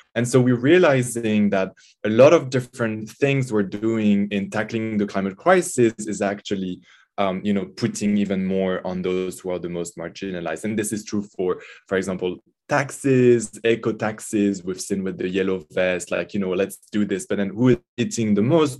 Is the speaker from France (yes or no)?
yes; French Alps, Auvergne-Rhône-Alpes, France; also born or lived in Grenoble; I grew up in the Alps, um, in the mountains, the French Alps, uh, not so far from Italy.